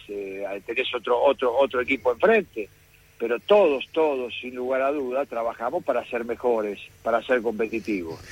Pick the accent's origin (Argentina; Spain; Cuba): Argentina